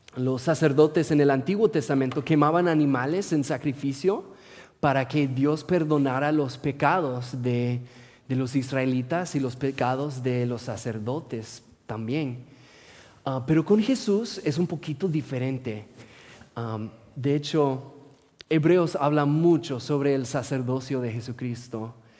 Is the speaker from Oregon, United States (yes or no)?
yes; Portland, Oregon, United States; Spanish is a second language; also born or lived in Morelia, Michoacán, Mexico; Soy oriundo de Portland